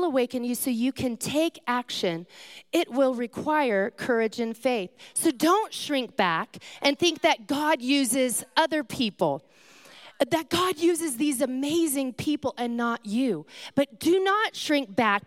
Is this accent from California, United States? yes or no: yes; California, United States; I come from California